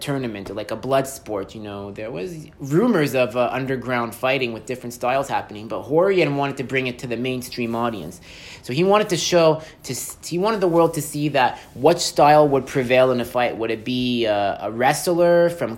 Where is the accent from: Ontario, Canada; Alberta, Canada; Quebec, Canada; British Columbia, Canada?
Quebec, Canada; Montreal; I'm from Montreal